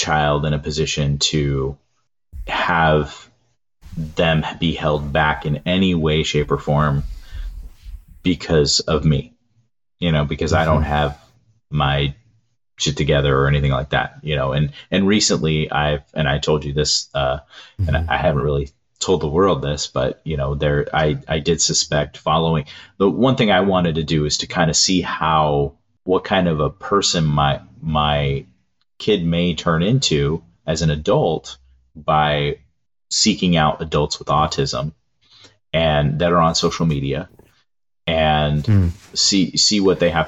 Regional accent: Southern California, United States; growing up in Southern California

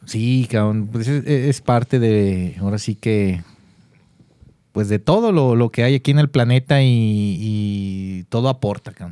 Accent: Guadalajara, Jalisco, Mexico; así somos los tapatíos

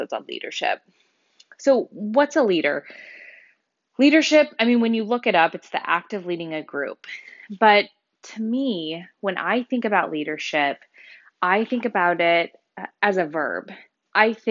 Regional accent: Wichita, Kansas, United States; moved away as an adult; also born or lived in Colorado / Honolulu, Hawaii; I was born and raised in Wichita, so I'm a local Wichitan.

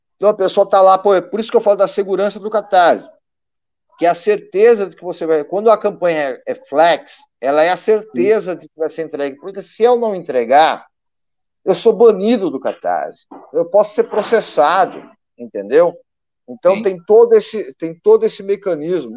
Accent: Brazil; como brasileiro

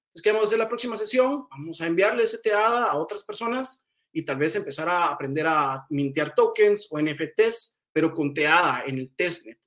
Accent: Guatemala; Yo soy originario de Guatemala

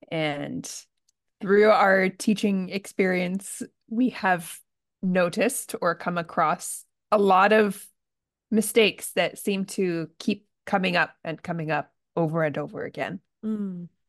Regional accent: United States; now in Japan; I'm American and I'm living in Japan.

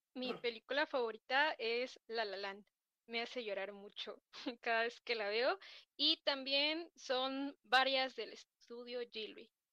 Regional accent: Ecatepec, State of Mexico, Mexico; Yo soy originaria del Estado de México, de Catepec.

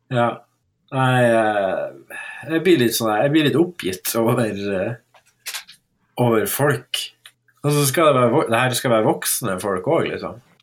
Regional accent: Northern Norway, Norway; som nordlending

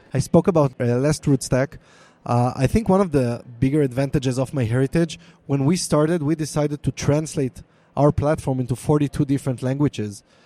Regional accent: Israel; accent: Hebrew; English is a second language; my Hebrew accent

